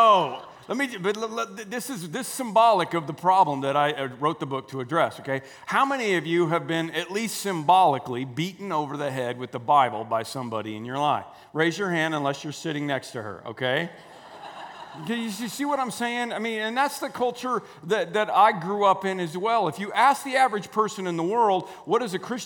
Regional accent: Oklahoma, United States; accent: Oklahoma; moved away as an adult; now in Chicago, United States; I grew up in Oklahoma, so you hear a little Oklahoma along the way as well.

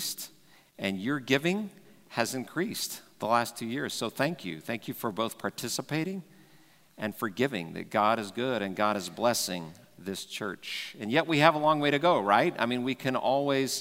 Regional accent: Dallas, Texas, United States; growing up in Texas, and Texas is kind of the belt buckle, claim that sometimes, or Dallas especially, where I grew up

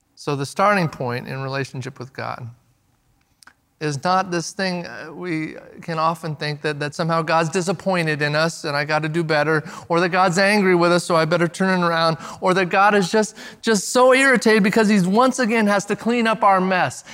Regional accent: the Northwest, Pacific Northwest, United States; now we're from the Northwest

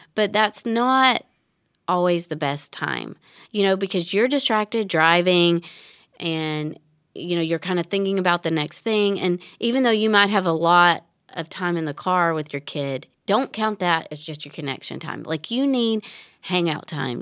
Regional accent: Tennessee, United States; I grew up in Tennessee.

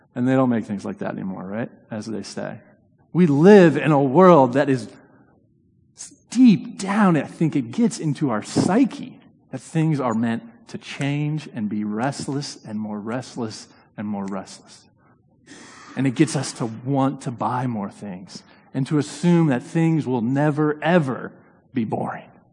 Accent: Indiana, United States; now in New Haven, United States; I grew up in Indiana

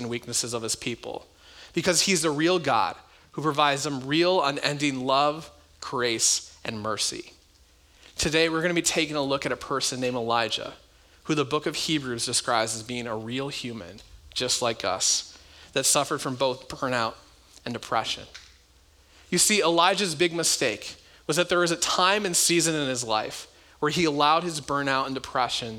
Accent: United States; America, our country

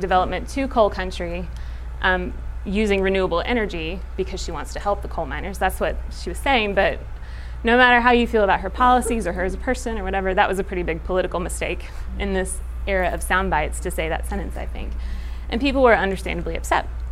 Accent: Knoxville, Tennessee, United States; I grew up in Knoxville, which is in East Tennessee

